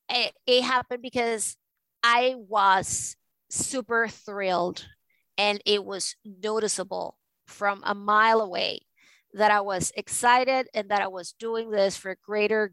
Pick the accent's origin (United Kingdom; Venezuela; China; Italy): Venezuela; now in New York, United States; I am from Venezuela